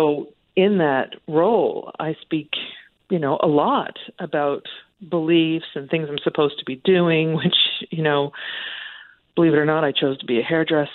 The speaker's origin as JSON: {"language": "English", "country": "Canada", "said": "we're so Canadian"}